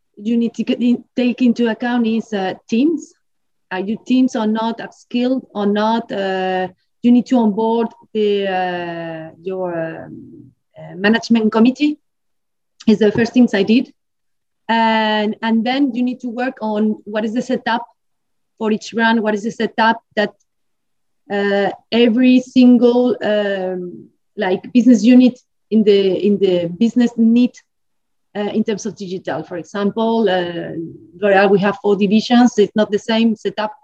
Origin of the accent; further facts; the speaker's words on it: Spain; English is a second language; moved away as an adult; also born or lived in Colombia / Nordics; now in Paris, France; I'm Spanish